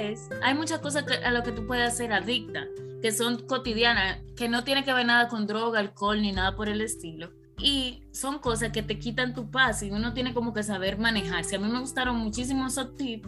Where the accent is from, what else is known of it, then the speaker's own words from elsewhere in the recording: Dominican Republic; moved away as an adult; also born or lived in Santo Domingo / England; now in United States; en RD, of course, porque somos de allá